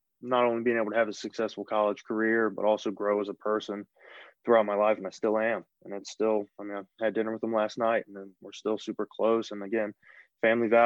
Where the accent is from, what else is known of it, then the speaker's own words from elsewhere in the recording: Powhatan County, near Richmond, Virginia, United States; It's a small town called Powhatan County. It's just outside of Richmond, about 30 minutes away. And so I grew up there my whole life